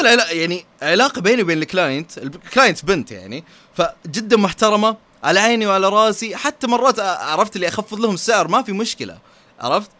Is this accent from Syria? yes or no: no; Saudi Arabia; عندنا في السعوديه